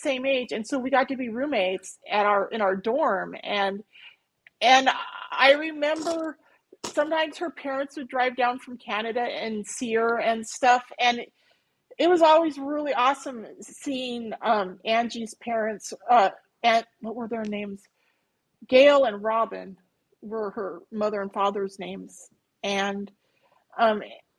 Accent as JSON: {"language": "English", "region": "North Central Montana", "country": "United States", "tie": "born or raised there", "also_born_or_lived": "Little Falls, Minnesota", "said": "growing up in North Central Montana"}